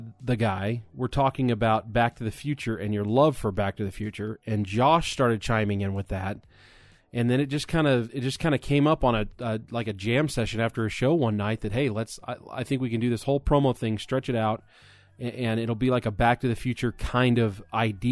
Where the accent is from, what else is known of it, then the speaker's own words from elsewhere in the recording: Colorado, United States; also born or lived in California / New Mexico / Mississippi; I'm a Colorado native, born here, raised here.